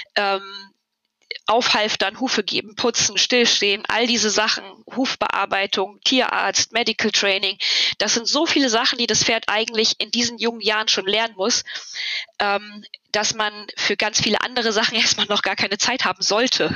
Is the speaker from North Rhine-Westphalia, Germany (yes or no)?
yes; near Cologne, North Rhine-Westphalia, Germany; Ich komme aus der Nähe von Köln